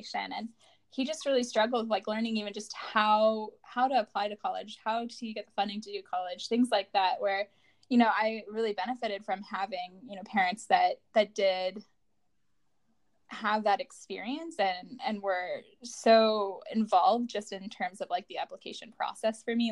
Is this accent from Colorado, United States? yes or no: yes; Colorado, United States; I'm from Colorado